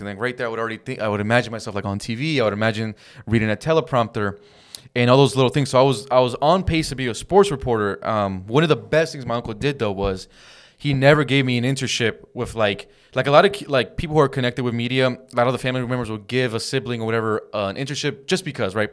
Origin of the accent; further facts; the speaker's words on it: Downey, California, United States; we grew up in Downey, California